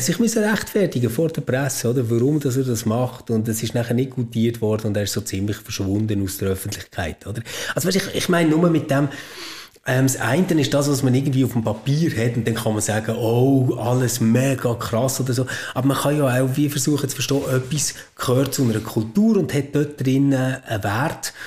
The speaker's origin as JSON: {"language": "German", "country": "Switzerland", "said": "bei uns in der Schweiz"}